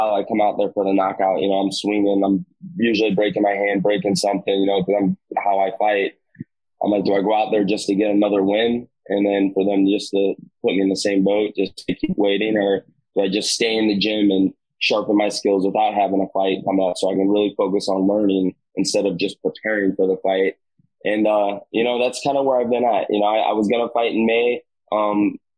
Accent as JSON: {"language": "English", "region": "Southern Illinois", "country": "United States", "moved": "as an adult", "lives_now": "South Florida, United States", "said": "I've just been down there since November of 14. But I'm from Southern Illinois, where I'm actually at right now"}